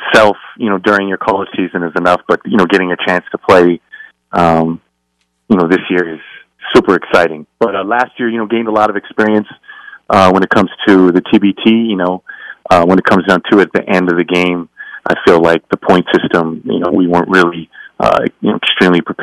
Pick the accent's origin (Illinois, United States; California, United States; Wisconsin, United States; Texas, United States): Texas, United States; El Paso; I grew up in El Paso, Texas